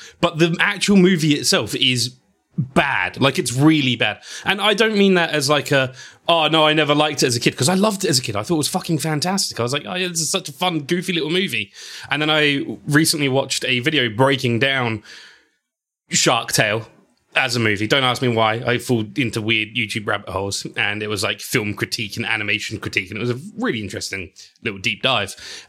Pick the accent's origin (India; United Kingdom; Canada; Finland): United Kingdom; England; so long as it's with a side of chips, I am English, I have to keep it going.